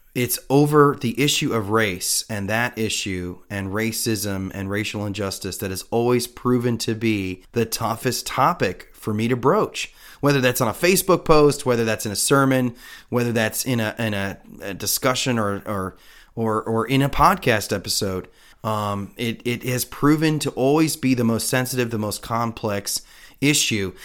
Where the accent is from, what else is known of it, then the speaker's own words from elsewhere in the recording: United States; as an American